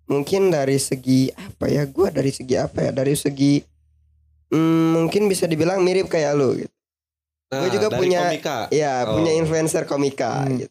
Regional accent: West Java, Indonesia; semua, apalagi kita orang Sunda

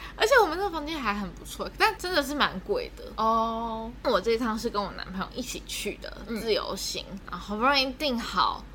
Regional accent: Taiwan; 然后我们就是台湾人

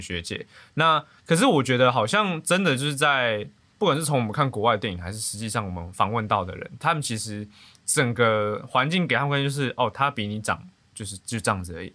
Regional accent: northern Taiwan, Taiwan; 我是北部人

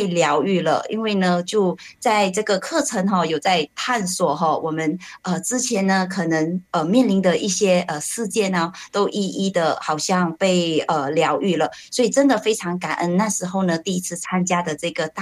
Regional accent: Malacca, Malaysia

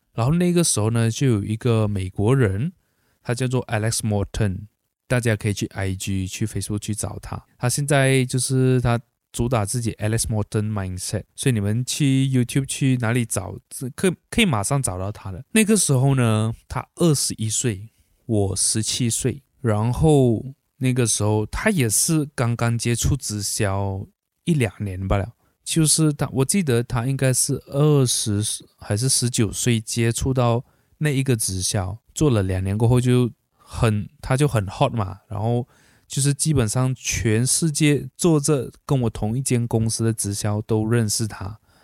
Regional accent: Malaysia; born or raised there

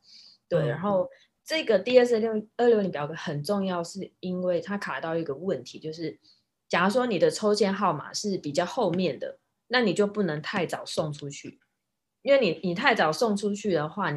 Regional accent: Taiwan; now in United States; 尤其你我们像我们台湾人的身份，因为台美的外交关系还不错，

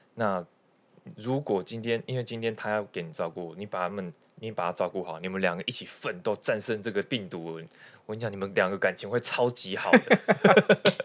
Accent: Tamsui, New Taipei, Taiwan; 回我们老家嗯。去淡水住

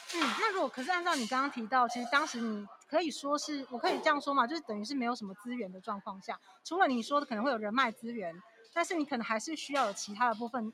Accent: southern Taiwan, Taiwan; 我们都是南部人

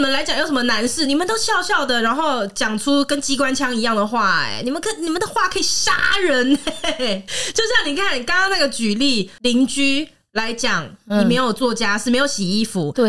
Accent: Taiwan; 可是你你是闽南人呢？我是闽南人，说客家话，

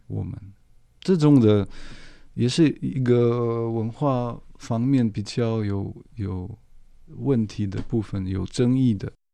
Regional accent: Moscow, Russia; Chinese is a second language; moved away as an adult; now in Taiwan; 我很爱莫斯科，我的家乡

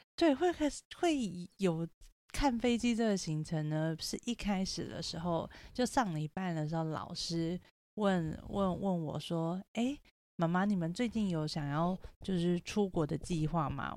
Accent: Taipei, Taiwan; 我就是台北人

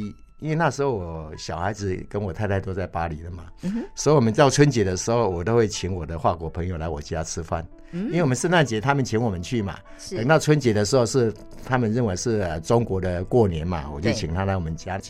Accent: Taiwan; 我们台湾人

